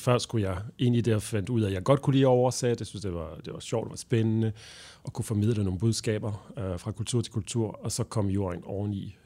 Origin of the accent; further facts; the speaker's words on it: Belgium; Danish is a second language; moved away as an adult; now in Denmark; jeg er belgier oprindeligt, og, øh, og jeg flyttede til Danmark sådan helt tilfældigt.